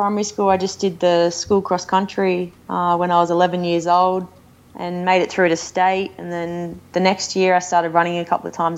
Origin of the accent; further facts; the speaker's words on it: Australia; also born or lived in Noosa, Australia / Boulder, United States; we're both Aussie.